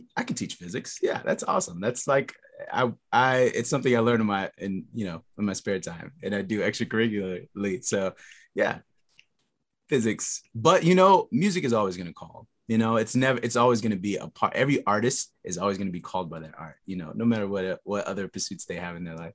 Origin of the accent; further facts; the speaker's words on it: Texas, United States; I come from Texas